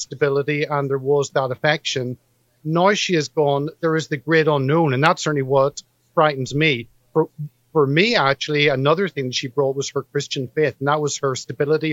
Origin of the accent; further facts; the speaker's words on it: United Kingdom; also born or lived in London; as a British citizen